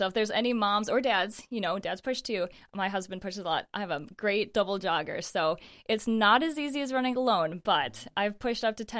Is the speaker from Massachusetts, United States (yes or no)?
no; Naples, New York, United States; moved away as an adult; also born or lived in Michigan; now in Rochester, United States; I grew up in Naples. Mm-hmm. For anyone that knows, it's a small town, and a beautiful small town, and I love it. And my parents still live in the same house that I grew up in and everything.